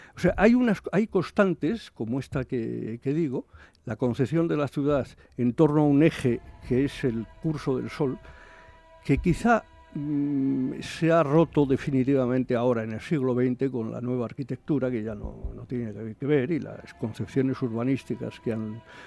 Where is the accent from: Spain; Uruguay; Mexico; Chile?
Spain; Aragon; yo soy aragonés